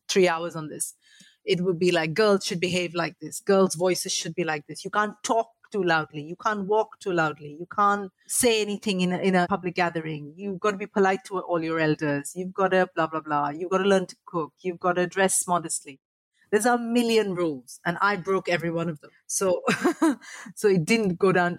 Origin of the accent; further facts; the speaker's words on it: Mumbai, Maharashtra, India; moved away as an adult; now in United Kingdom; I grew up in quite a poor family. We were like from the slums of Mumbai